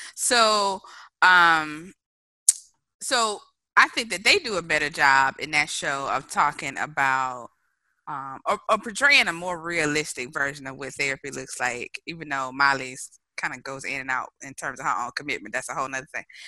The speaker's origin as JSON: {"language": "English", "town": "Mobile", "region": "Alabama", "country": "United States", "tie": "born or raised there", "said": "my hometown of Mobile, Alabama"}